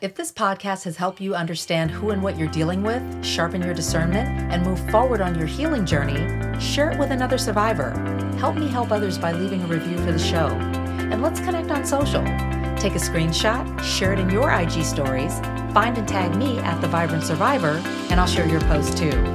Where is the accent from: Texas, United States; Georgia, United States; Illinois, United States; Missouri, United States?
Missouri, United States; St. Louis; moved away; in my hometown of Saint Louis